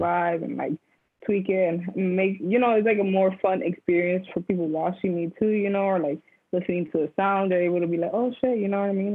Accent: Union City, New Jersey, United States; now in New York, United States; growing up in New Jersey, I lived in the city called Union City

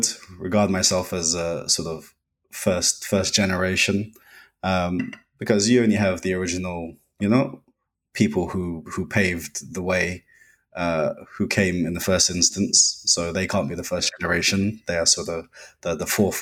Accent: United Kingdom; I'm also British born. Parents are from Trinidad in the Caribbean

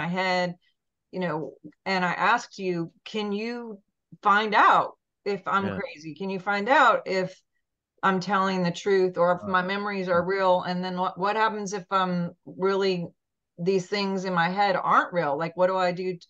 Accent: Montana, United States; moved away; I'm from Montana originally

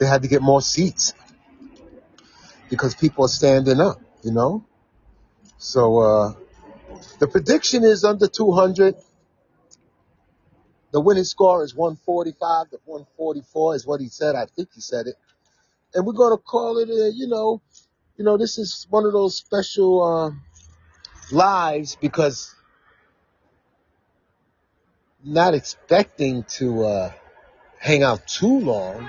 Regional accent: New York City, New York, United States; I was born in Coney Island. My parents bought a house in Flatbush, and I wind up in Bed-Stuy

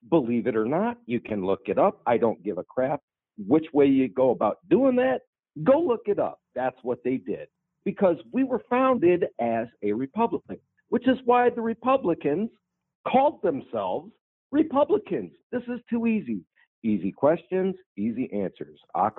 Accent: Dayton, Ohio, United States; Yeah, I'm from Dayton, Ohio.

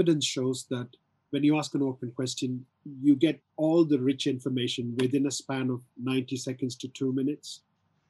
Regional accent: South India, India; I'm from South India, so I can do a variety of handshakes

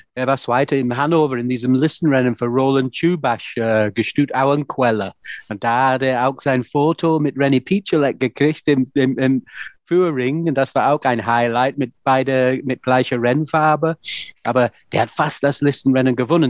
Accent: the north of England, United Kingdom; German is a second language; moved away as an adult; now in Germany; Wir sind beide aus Nordengland

